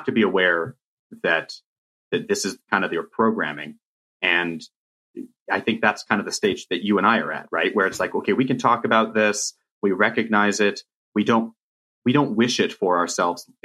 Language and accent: English; Riverside, California, United States; you and I grew up in Riverside, California